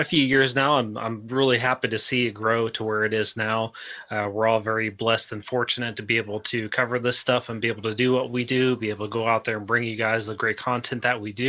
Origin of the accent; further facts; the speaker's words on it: Oklahoma, United States; now in Orlando, United States; I'm actually from Oklahoma, so moving here, living in Orlando